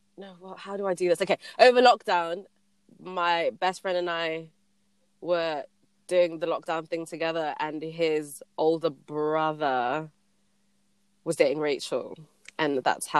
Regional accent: Birmingham, West Midlands, United Kingdom; also born or lived in Botswana; I'm originally from Botswana, but I tell people I'm from there too, but I'm actually from Birmingham.

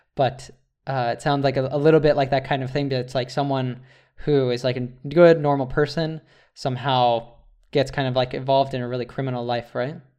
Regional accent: United States; as an American

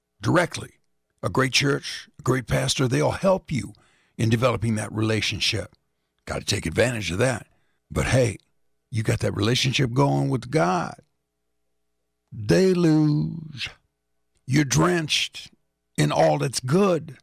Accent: Indianapolis, Indiana, United States; Coming out of the Westside Baptist Church in Indianapolis, Indiana, my hometown

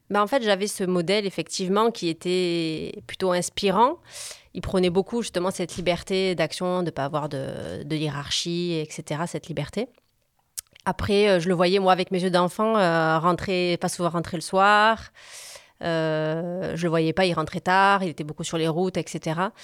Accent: Montpellier, Occitania, France; also born or lived in Corsica; je suis née à Montpellier. Je suis une vraie

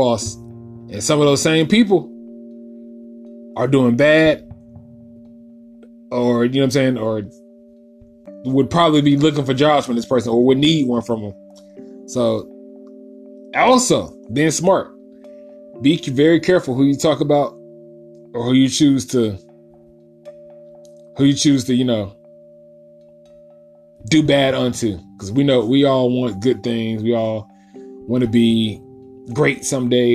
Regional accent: Winston-Salem, North Carolina, United States; my home, to my hometown, Winston-Salem

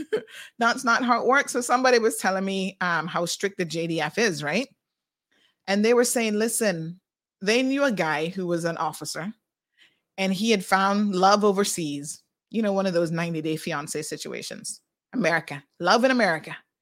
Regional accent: Saint Mary, Jamaica; moved away as an adult; also born or lived in Kingston, Jamaica; now in Cayman Islands; I'm Jamaican

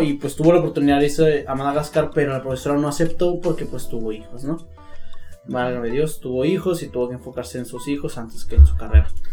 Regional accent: Mexico; como todo mexicano

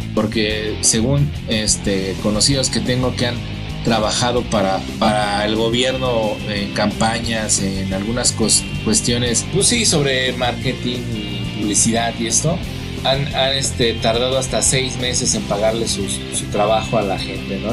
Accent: Mexico; nosotros que somos mexicanos

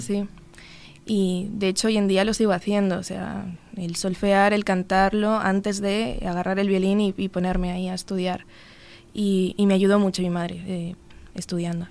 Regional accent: Madrid, Community of Madrid, Spain; moved away as an adult; now in Uruguay; nací en Madrid en 1995 o sea, tengo 26 años

